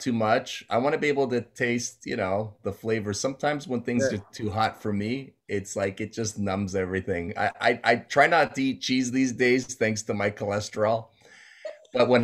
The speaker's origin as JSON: {"language": "English", "town": "Toronto", "region": "Ontario", "country": "Canada", "tie": "born or raised there", "said": "I grew up in the Jane and Wilson area near the Sheridan Mall. Went to Downsview High School, secondary school."}